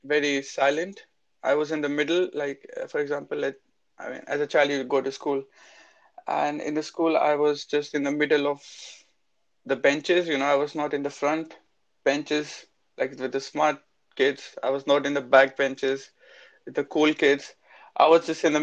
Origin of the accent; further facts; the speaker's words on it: Chandigarh, India; I'm from India, and I'm from the north, from Chandigarh, is the capital of Punjab